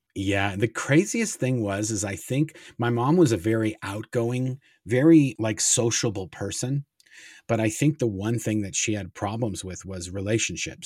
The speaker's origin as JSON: {"language": "English", "town": "Los Angeles", "region": "California", "country": "United States", "tie": "born or raised there", "also_born_or_lived": "Kansas City, Missouri", "said": "we moved from Kansas City, my mom, my dad, and my sister, and as soon as, basically, as soon as we moved to, to California"}